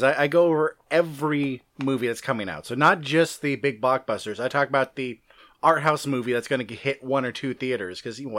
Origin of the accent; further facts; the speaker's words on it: California, United States; I'm from California.